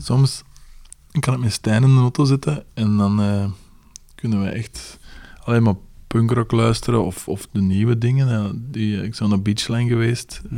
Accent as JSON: {"language": "Dutch", "town": "Leuven", "region": "Flanders", "country": "Belgium", "said": "We zijn van Leuven"}